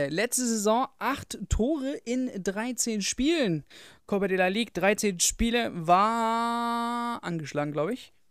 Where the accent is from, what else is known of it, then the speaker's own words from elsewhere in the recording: Frankfurt, Hesse, Germany; 10 fände ich noch in Ordnung, aber drüber würde ich jetzt als Frankfurter auch nicht mitgehen.